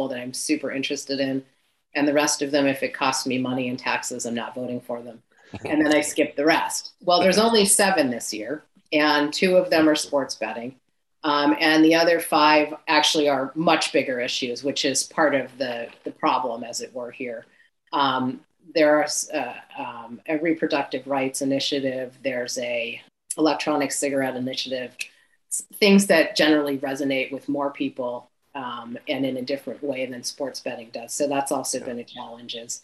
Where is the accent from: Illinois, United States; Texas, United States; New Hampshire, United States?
New Hampshire, United States; moved away; I grew up in New Hampshire